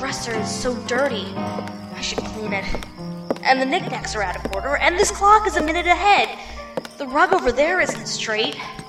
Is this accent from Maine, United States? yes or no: yes; Maine, United States; Well, I'm from Maine, so I'm kind of used to the snow and the cold.